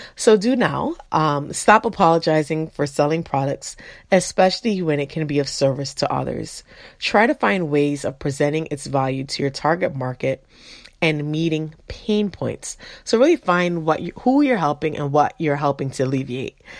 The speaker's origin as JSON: {"language": "English", "region": "Florida", "country": "United States", "tie": "born or raised there", "said": "I grew up in Florida"}